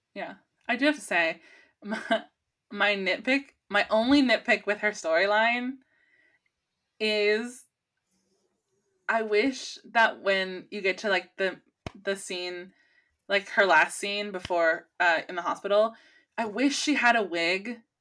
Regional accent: California, United States; as a Californian because pot is legal here in California

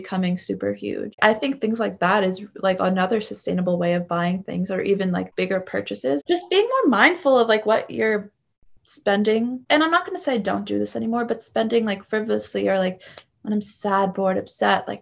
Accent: East Coast, United States; moved away as an adult; also born or lived in Chicago; I'm from the East Coast. A lot of my family lives in New York.

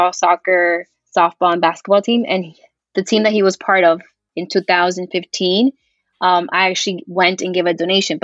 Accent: Miami, Florida, United States; also born or lived in Colombia; here in my hometown

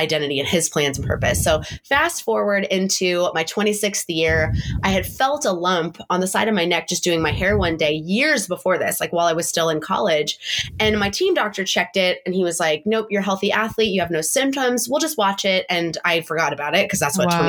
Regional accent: San Diego, California, United States; moved away as an adult; now in Montana, United States; we're from San Diego and, you know, it's normally 80 degrees into like Thanksgiving time

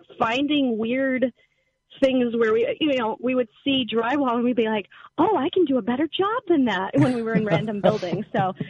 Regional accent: the South, United States; I came from the South.

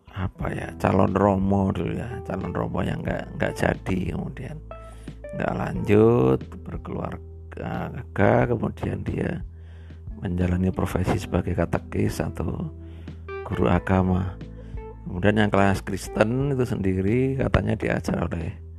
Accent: Purworejo, Central Java, Indonesia; saya dari Bayan ya, dari Bayan

